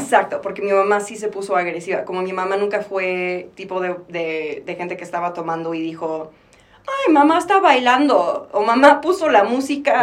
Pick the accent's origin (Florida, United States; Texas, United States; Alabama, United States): Texas, United States; moved away as an adult; also born or lived in Mexico City, Mexico; now in Mexico; yo nací en Ciudad de México y me fui a Texas a los ocho años. Y luego regresé a los 22, casi 23